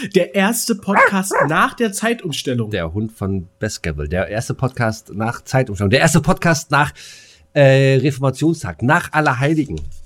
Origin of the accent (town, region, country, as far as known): Bad Freienwalde, Brandenburg, Germany